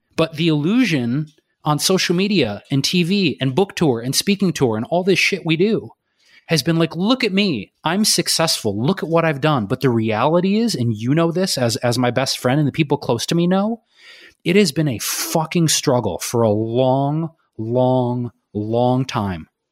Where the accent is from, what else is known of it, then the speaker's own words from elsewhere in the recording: Detroit, Michigan, United States; I'm from Detroit